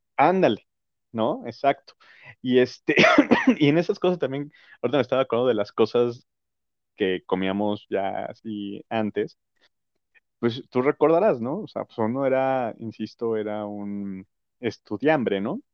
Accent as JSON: {"language": "Spanish", "country": "Mexico", "also_born_or_lived": "United States", "moved": "yes", "lives_now": "Mexico City, Mexico", "said": "nosotros como mexicanos"}